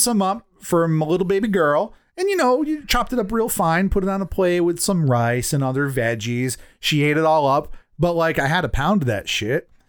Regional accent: United States; as an American

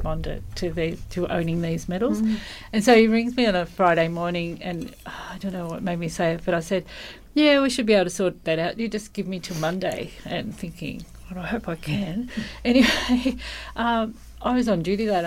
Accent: Geelong, Victoria, Australia; moved away as an adult; now in Colac, Australia; Born and bred in Geelong, and came to Colac 40 years ago

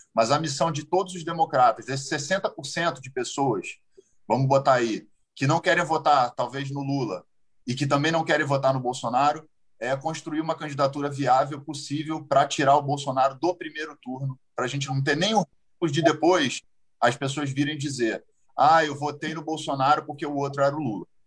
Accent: Brazil; como brasileiro.

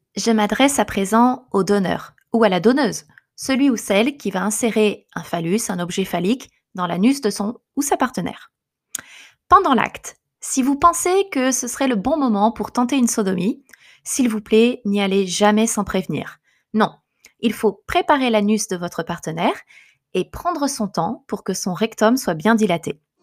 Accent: France; now in Japan; Je suis française mais je vis au Japon.

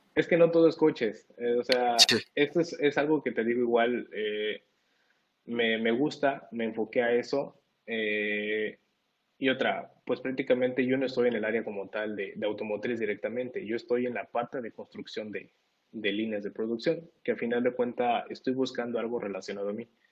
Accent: Mexico; moved away as an adult; now in United States; a todos los que somos de acá de México

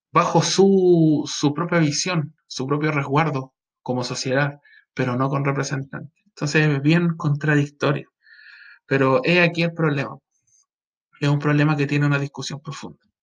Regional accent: Chile; a nosotros como personas, como ciudadanos chilenos

